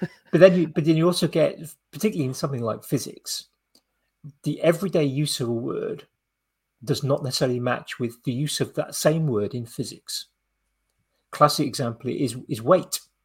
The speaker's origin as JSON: {"language": "English", "region": "Wales", "country": "United Kingdom", "tie": "born or raised there", "said": "I was growing up in Wales"}